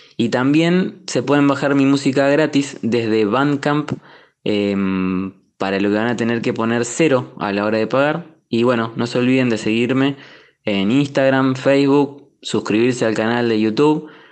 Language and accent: Spanish; Neuquén, Argentina; moved away as an adult; now in Buenos Aires, Argentina; soy músico de Neuquén Capital y actualmente vivo en la ciudad de Buenos Aires. Desde mediados del 2018 me mudé para acá